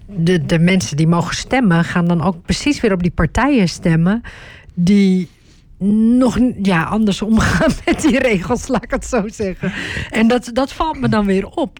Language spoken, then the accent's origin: Dutch; Turkey; now in Netherlands; als je Turks bent, zoals ik